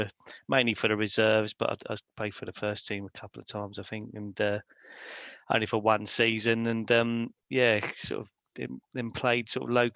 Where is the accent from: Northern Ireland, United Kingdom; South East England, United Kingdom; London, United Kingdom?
London, United Kingdom; I grew up in London